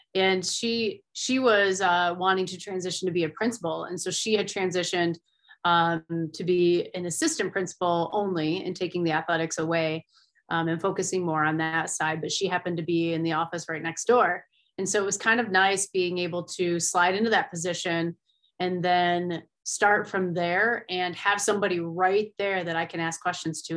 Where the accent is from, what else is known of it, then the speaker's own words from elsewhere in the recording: Finger Lakes region, New York, United States; moved away as an adult; now in Colorado, United States; I grew up in the Finger Lake region, so I was a big water skier